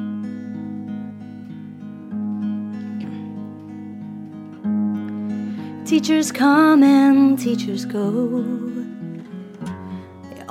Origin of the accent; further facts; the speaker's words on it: England, United Kingdom; moved away; I'm from England